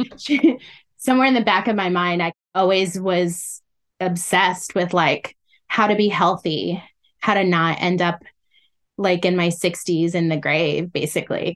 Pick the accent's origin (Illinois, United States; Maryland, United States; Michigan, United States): Illinois, United States; also born or lived in Iowa; now in Washington, D.C., United States; I was born in the Midwest. And so through elementary school, I went to a school in Illinois